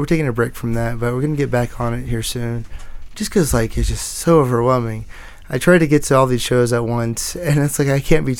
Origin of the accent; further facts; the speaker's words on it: Fort Worth, Texas, United States; I grew up in Fort Worth. So, and then moved around a bit. Not in the city too much, suburbs area.